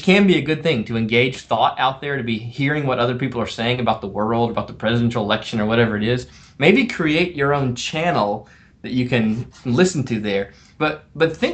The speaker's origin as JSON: {"language": "English", "region": "South Carolina", "country": "United States", "tie": "born or raised there", "also_born_or_lived": "Twin Cities, Minnesota", "moved": "yes", "lives_now": "Minneapolis, United States", "said": "I grew up in South Carolina. I didn't grow up with hockey"}